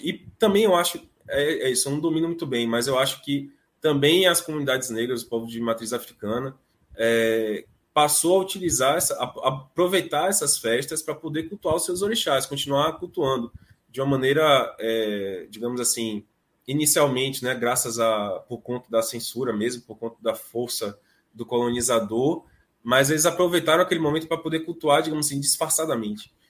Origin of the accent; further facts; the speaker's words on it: Salvador, Bahia, Brazil; ser de Salvador, Sotropolitano, amar minha terra